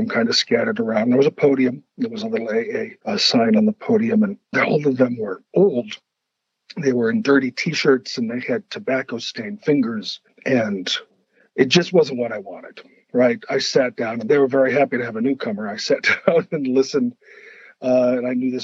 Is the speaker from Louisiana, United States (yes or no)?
no; Brainerd, Minnesota, United States; my hometown, it's called Brainerd. It's up in the middle of Minnesota.